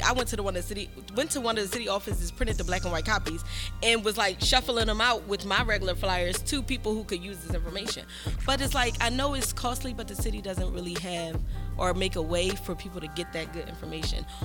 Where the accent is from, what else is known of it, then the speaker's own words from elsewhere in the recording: Philadelphia, Pennsylvania, United States; I'm from Philadelphia. You know, I'm Philadelphia native, born and raised